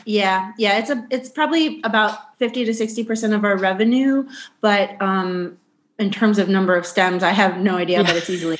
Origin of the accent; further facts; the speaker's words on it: Carlisle, Pennsylvania, United States; And so I'm from Central PA. And so we moved back here to Carlisle, home to my roots, which is how we got our name.